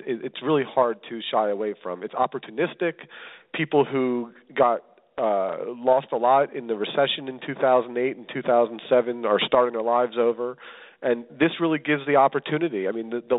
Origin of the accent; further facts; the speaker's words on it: Philadelphia, Pennsylvania, United States; moved away as an adult; now in Los Angeles, United States; I'm originally from Philadelphia. I sit here today from Los Angeles